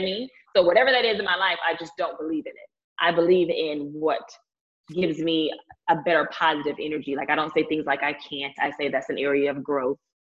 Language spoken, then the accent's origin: English; Lake Charles, Louisiana, United States; moved away; also born or lived in Houston, Texas; I'm from Lake Charles, Louisiana